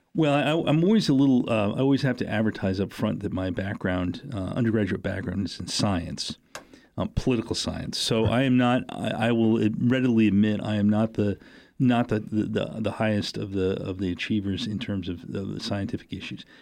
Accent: New Hampshire, United States; moved away; growing up in New Hampshire and being involved in, in the political campaigns

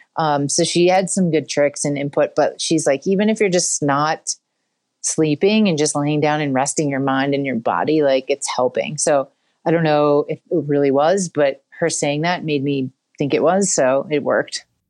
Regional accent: West Chester, Pennsylvania, United States; also born or lived in Philadelphia; I'm from Westchester, Pennsylvania

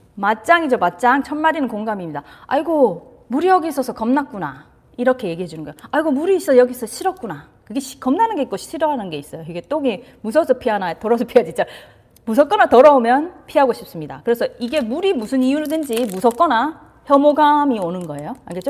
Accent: South Korea; 저도 한국에서 자라서

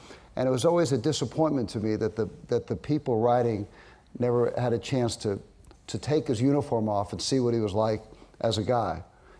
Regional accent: New York, United States; I grew up in New York

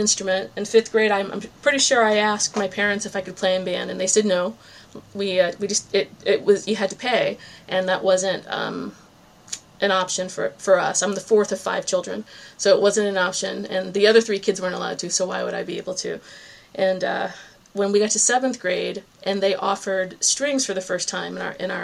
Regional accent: Virginia Beach, Virginia, United States; moved away as an adult; also born or lived in New England; now in Cape Cod, Massachusetts, United States; my hometown, Virginia Beach, Virginia

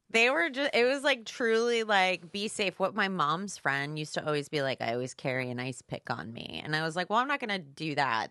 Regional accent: New Jersey, United States; moved away as an adult; also born or lived in Chicago; now in Los Angeles, United States; I grew up in New Jersey. I was there till I was eighteen.

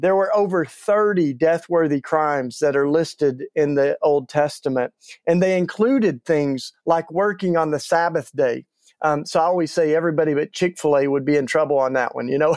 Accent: East Tennessee, United States; moved away as an adult; now in Philadelphia, United States; I grew up in the Bible Belt down in East Tennessee.

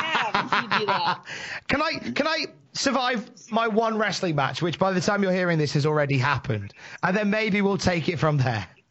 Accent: Worcester, West Midlands, United Kingdom; I am from Worcester in the West Midlands. I am visiting Newcastle.

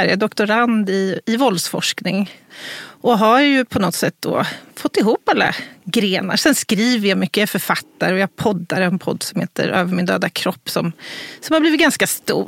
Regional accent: Örebro, Örebro County, Sweden; här i, i Örebro, i min hemstad

